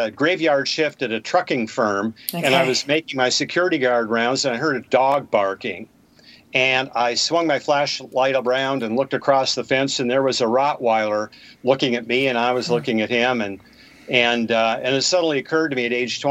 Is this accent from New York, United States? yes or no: no; Bismarck, North Dakota, United States; I was born and raised in Bismarck, North Dakota.